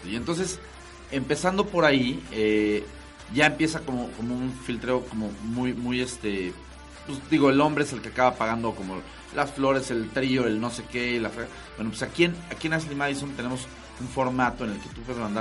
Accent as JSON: {"language": "Spanish", "country": "Mexico", "said": "Canijo, o sea, somos infieles los mexicanos."}